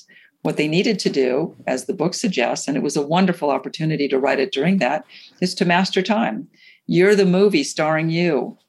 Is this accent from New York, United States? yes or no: yes; New York City, New York, United States; I'm a New Yorker also, the many places I'm from. So New York and a lot of these big cities, being busy is a badge of honor.